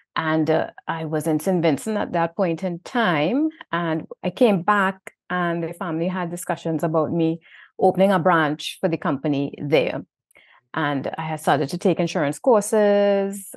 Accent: Trinidad & Tobago; accent: Trinidad; moved away; also born or lived in Saint Vincent; my Trinidad accent

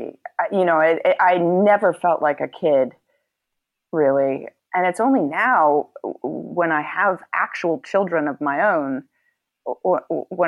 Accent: New York City, New York, United States; growing up in New York City

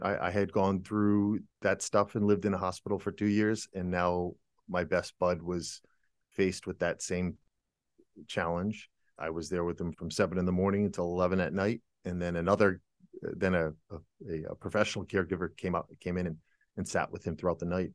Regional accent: United States; moved away as an adult; now in Germany; I'm an American

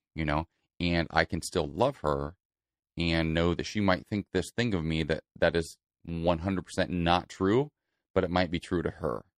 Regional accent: Celina, Ohio, United States; now in Los Angeles, United States; Salina, Ohio. It's a small farming community in Northwest Ohio.

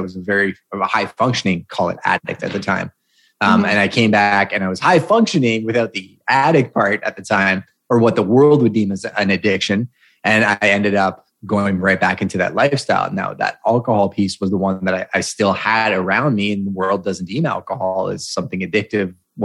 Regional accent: Montreal, Quebec, Canada; I was born and raised in Montreal

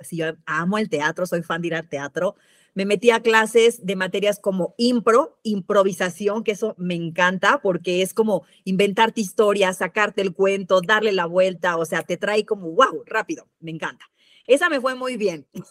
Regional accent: Mexico City, Mexico; moved away; also born or lived in Veracruz; Yo soy de la Ciudad de México

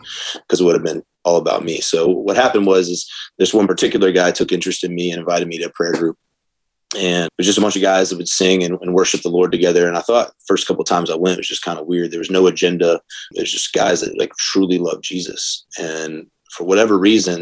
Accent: Atlanta, Georgia, United States; now in Charlotte, United States; Born and raised in the South from Atlanta, Georgia

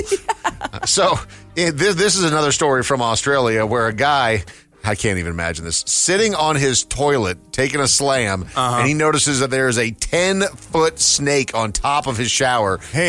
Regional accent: Minnesota, United States; growing up in Minnesota, and now I look back on my youth and I was like, I was a little hillbilly, man.

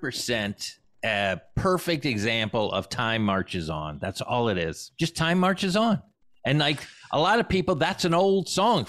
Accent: United States; I'm from the United States

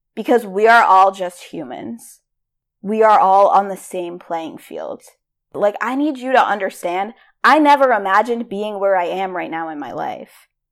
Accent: Rhode Island, United States; I am from Rhode Island

